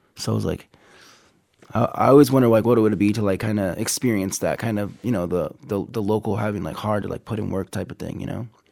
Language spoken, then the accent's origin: English; Abbotsford, British Columbia, Canada; moved away as an adult; also born or lived in Minot, North Dakota / Tacoma, Washington / Sacramento; now in United States; my mother took me and my sisters and we went up to Canada and I grew up there